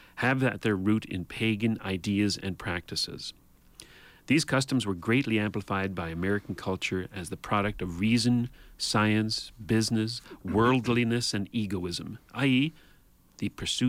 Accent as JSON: {"language": "English", "country": "Canada", "said": "as a Canadian"}